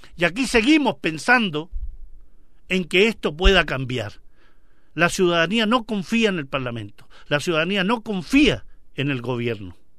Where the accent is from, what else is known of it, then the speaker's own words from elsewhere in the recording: Chile; nosotros como chilenos